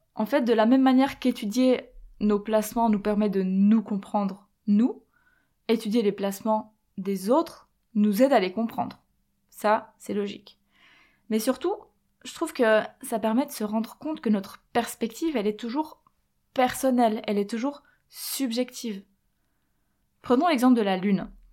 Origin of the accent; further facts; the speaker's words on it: Switzerland; moved away as an adult; also born or lived in Quebec; je suis partie, j'ai quitté la Suisse quand j'avais 19 ans et en fait j'ai laissé un peu tout ce que je connaissais pour aller là-bas